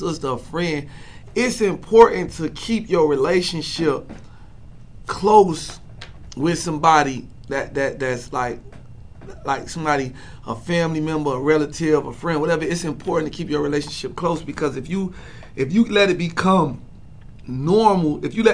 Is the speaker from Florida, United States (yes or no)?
yes; Miami, Florida, United States; also born or lived in Atlanta; I'm from Miami, born and raised, but I'm from Atlanta too